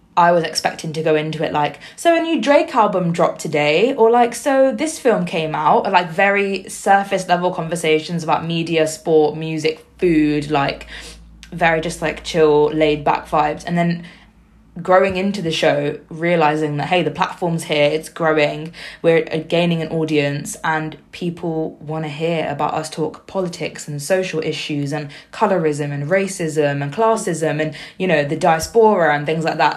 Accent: Slough, South East England, United Kingdom; also born or lived in Liverpool; I grew up in Slough, which is very heavily South Asian.

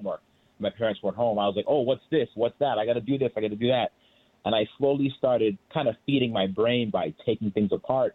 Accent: Boston, Massachusetts, United States; I grew up in Boston

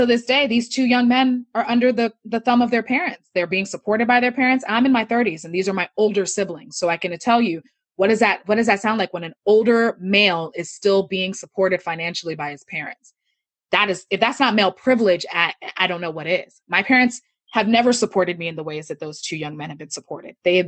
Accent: United States; also born or lived in Nigeria (ancestry); as a Nigerian American, I was raised in a household that taught, that was raised, I was raised in a Nigerian cultural way, even though I lived in America

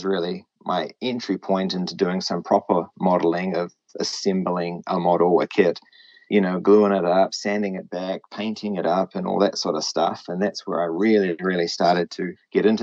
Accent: New Zealand; also born or lived in Japan; I'm just a Kiwi. I'm referred to as a Kiwi

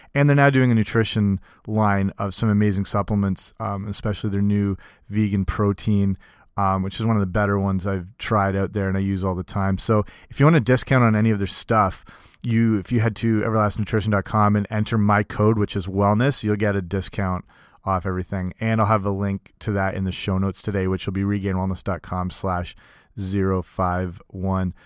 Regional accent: Canada; also born or lived in Cambridge, Ontario; in my hometown here in, in Canada, I work for some bigger clubs

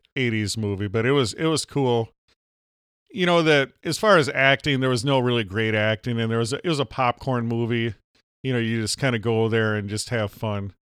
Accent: Minnesota, United States; I'm from Minnesota.

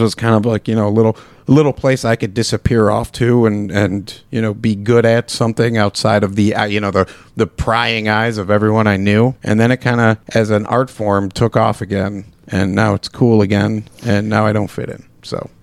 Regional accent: Chicago, Illinois, United States; now in Michigan, United States; growing up in Chicago, we used to always eat at this, at Jake's Pizza

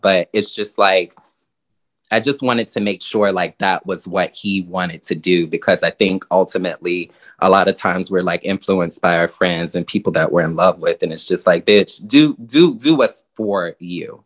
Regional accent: Virginia, United States; now in New York, United States; I come from Virginia

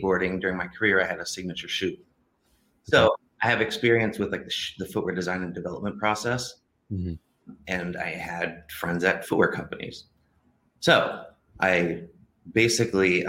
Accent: Ohio, United States; moved away as an adult; also born or lived in California; I grew up in Ohio

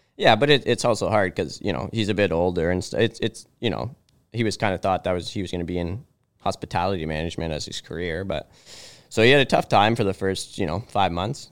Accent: Aurora, Ontario, Canada; I grew up in Aurora here

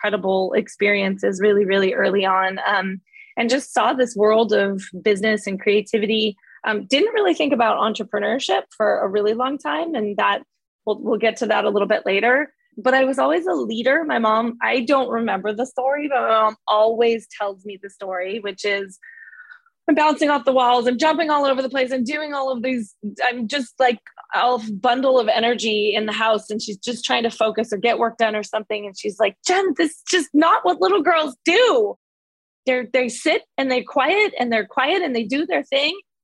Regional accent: San Mateo, California, United States; I've been here my whole entire life. I grew up in San Mateo, California

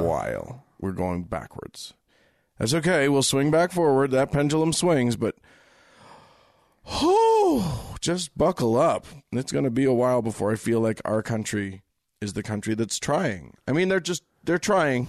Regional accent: United States; I'm an American

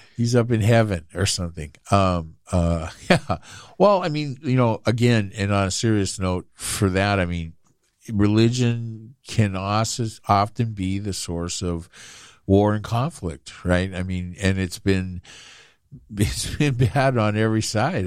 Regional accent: United States; I think of myself as American and only American

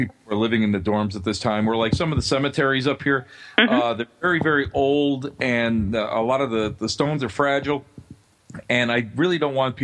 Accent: Buffalo, New York, United States; also born or lived in Cheektowaga, New York; Buffalo is my hometown. It's where I was born. It's where I've lived most of my life

